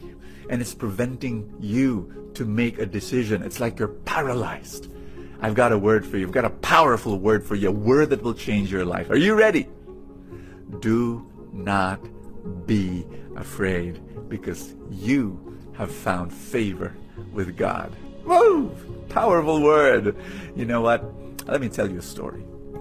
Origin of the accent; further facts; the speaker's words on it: Manila, Metro Manila, Philippines; also born or lived in Cebu; I am Filipino. I was born in Manila.